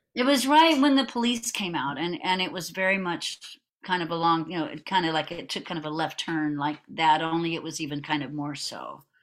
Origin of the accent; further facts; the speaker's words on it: Houston, Texas, United States; I'm from Houston, from Spring Branch, which is just part of Houston